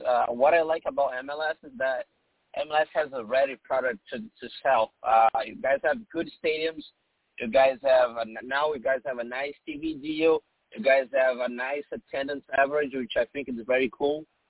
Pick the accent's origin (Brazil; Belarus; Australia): Brazil; now in Boston, United States; Yeah, I've been in Boston for 5 years. I came from Brazil to Boston, and now I work for Nosa Radio SC, which is a Brazilian radio partner with the Reds.